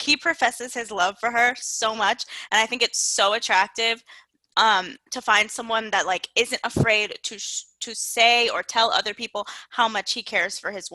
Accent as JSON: {"language": "English", "country": "United States", "said": "I'm fucking West Indian American. I was raised Jamaican and Haitian"}